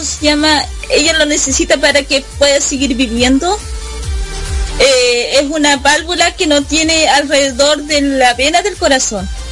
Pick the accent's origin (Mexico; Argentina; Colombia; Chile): Chile; Osorno, Los Lagos; Aquí estoy desde Chile, Osorno, décima región de los lagos. Eh, nacida eh, de acá, de mi región, de eh, de mi país natal